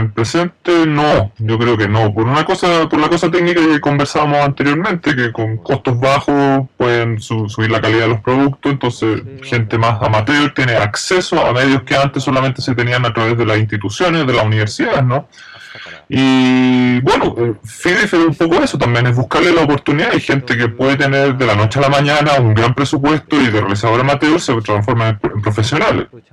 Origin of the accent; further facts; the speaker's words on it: Fukuoka, Japan; yo soy de Fukuoka, llamo mucho este, mi pueblo natal